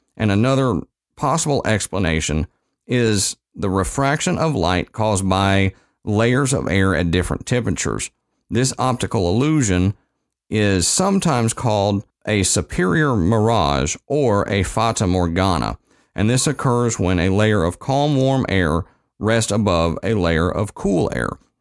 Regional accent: Texas, United States; moved away; my home state

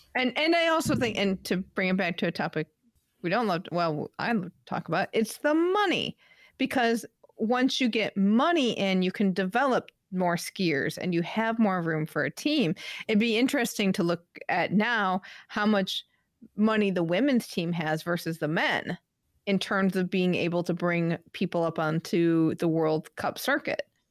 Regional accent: Midwest, United States; moved away; also born or lived in New England; growing up in the Midwest

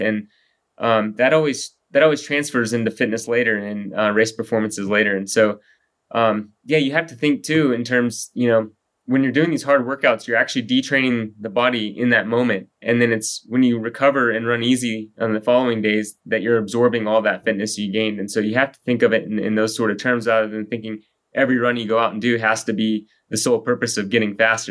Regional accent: Texas, United States; moved away as an adult; also born or lived in Colorado; I grew up in Texas

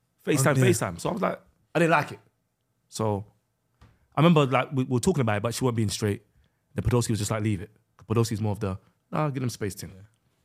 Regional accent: Sudan; I'm from Sudan, bro.

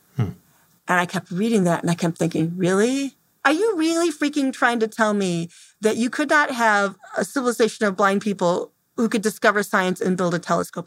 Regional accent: Temperance, Michigan, United States; I'm from Temperance, Michigan

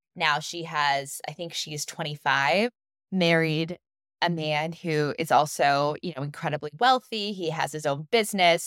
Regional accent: United States; as American women, as American mothers

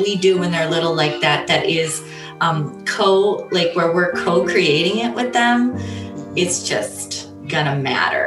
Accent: Northwest Indiana, United States; now in Michigan, United States; We grew up in Northwest Indiana where it's right by the steel mills

